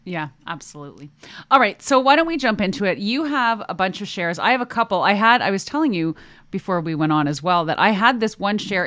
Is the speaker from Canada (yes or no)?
yes; Canada; accent: Canadian; hear my Canadian about there